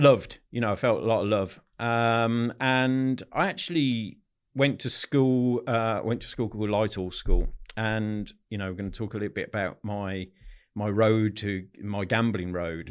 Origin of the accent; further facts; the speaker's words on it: Solihull, West Midlands, United Kingdom; grew up in Solihull, in the Midlands, not far from the N E C